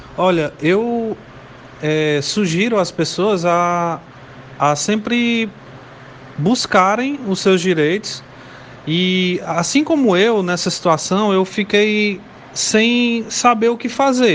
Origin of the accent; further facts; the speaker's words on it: Morada Nova, Ceará, Brazil; eu sou do interior, da cidade de Morada Nova